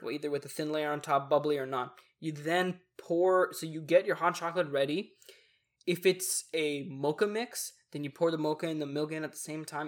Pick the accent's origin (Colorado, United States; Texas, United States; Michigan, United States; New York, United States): Texas, United States; we're hella Texan